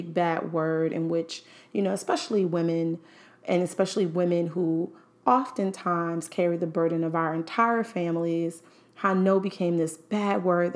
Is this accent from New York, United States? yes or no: yes; New York City, New York, United States; As a Harlem native, I was born and raised in Harlem, New York.